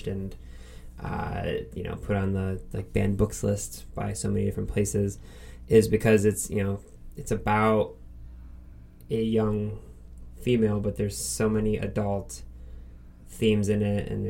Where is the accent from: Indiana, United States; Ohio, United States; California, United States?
Ohio, United States; Northeast; being from Northeast Ohio